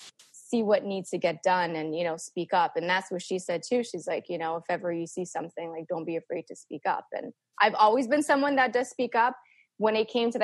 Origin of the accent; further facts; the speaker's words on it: Montreal, Quebec, Canada; I grew up in St. Leonard, predominantly Italian, but it's my backyard was Montreal North.